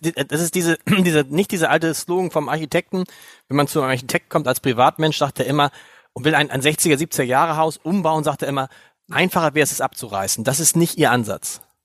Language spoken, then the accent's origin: German; Hamburg, Germany; Als Hamburger